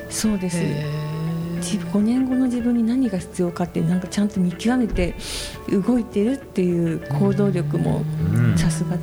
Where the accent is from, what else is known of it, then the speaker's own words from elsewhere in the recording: Okayama, Japan; now in Tokyo, Japan; 私ねもともと西の出身なのではい関西じゃないんですけど、西なんで